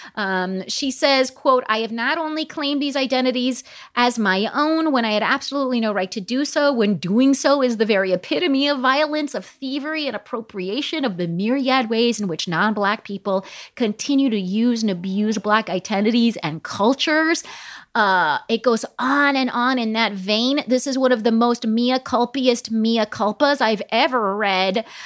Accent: Palm Springs, California, United States; I grew up in Palm Springs, California

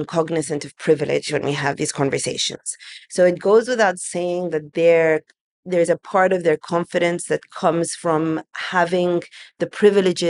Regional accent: England, United Kingdom; now in Egypt; growing up in England

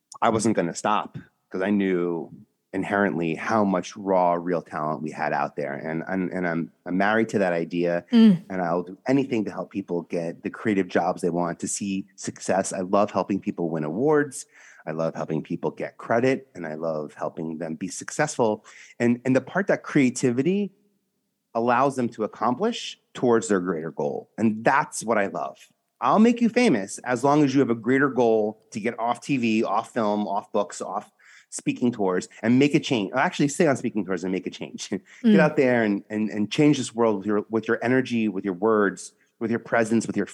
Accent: New York City, New York, United States; I'm from New York, originally from Staten Island

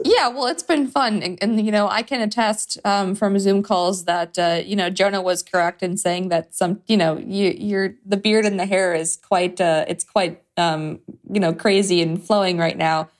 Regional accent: Chicago, Illinois, United States; I'm from Chicago, from the South Side.

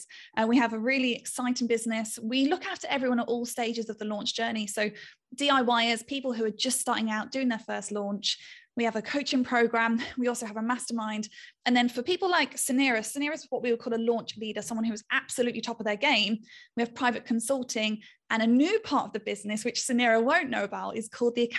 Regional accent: United Kingdom; I'm a Brit

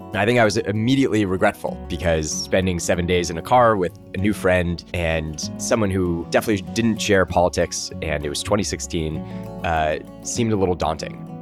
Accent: Los Angeles, California, United States; I grew up in Encino, California.

